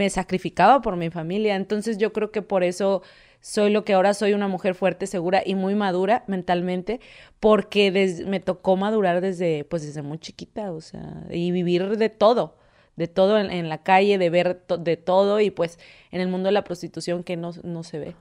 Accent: Monterrey, Nuevo León, Mexico; soy originaria de Monterrey

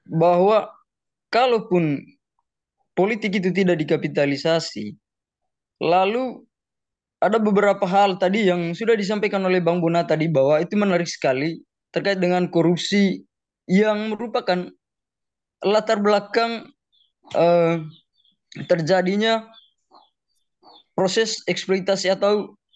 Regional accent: Manggarai, East Nusa Tenggara, Indonesia; Saya dari Manggarai NTT, Bang.

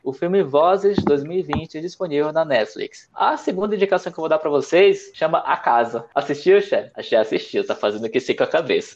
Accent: Manaus, Amazonas, Brazil; moved away as an adult; now in São Paulo, Brazil; eu sou nascido e criado em Manaus, bem de Amazônia, e mudei para São Paulo no meio do ano de 2016

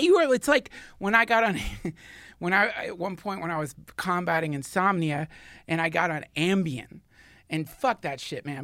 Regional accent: the South, United States; I grew up in the South

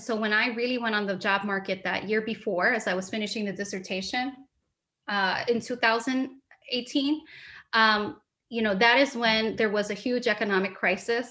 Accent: New York City, New York, United States; also born or lived in Urbana-Champaign, Illinois / Albany, New York / Michigan / Williams; I was born and raised in New York City.

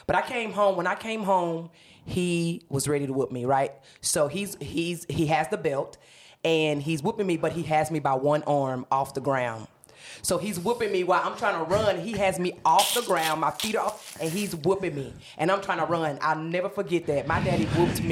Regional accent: Huntsville, Alabama, United States; moved away as an adult; also born or lived in Memphis, Tennessee / Arkansas; now in Atlanta, United States; I am originally from Alabama. I played ball there, middle school, high school

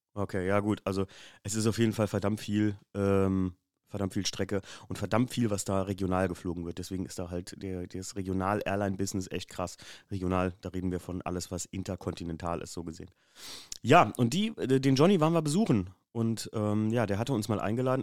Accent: Germany; wir kommen aus Deutschland

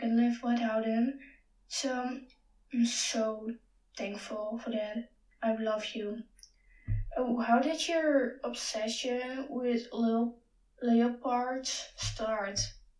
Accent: Netherlands; English is a second language; I'm from the Netherlands, so my English might be bad.

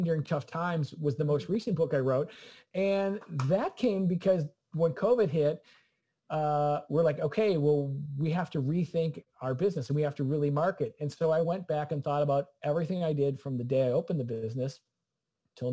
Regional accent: Clarendon Hills, Illinois, United States; moved away as an adult; also born or lived in Boston; I'm from Clarendon Hills, Illinois

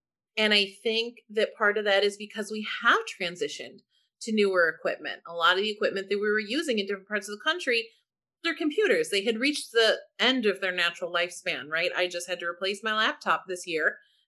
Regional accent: St. Louis, Missouri, United States; moved away as an adult; now in Washington, DC, United States; I'm actually from St. Louis, city, not county

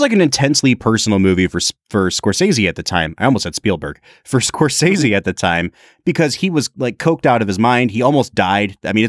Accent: New York, United States; I want it to be about people that I know that I grew up with in New York.

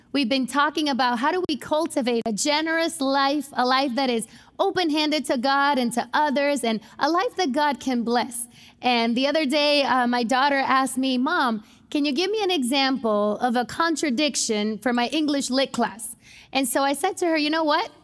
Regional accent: United States; as American Christians

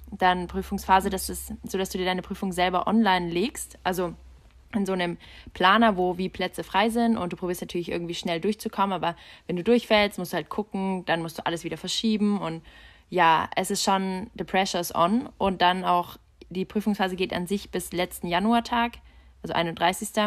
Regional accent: Budapest, Hungary; das gibt es halt in Ungarn nicht. Also du hast bei uns in Budapest, da gibt es keine Nebenjobs.

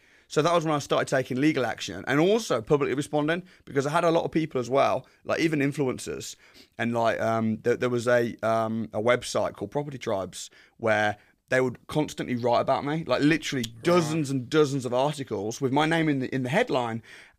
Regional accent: West Midlands, United Kingdom; also born or lived in Wolverhampton; So I'm from the Midlands. Yeah. I grew up in a place called Warsaw.

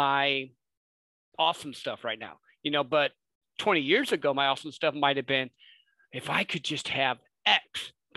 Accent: Midwest, United States; I grew up in the Midwest

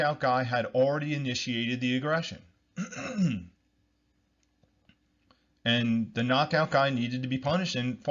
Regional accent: New Jersey, United States; I'm from New Jersey, United States

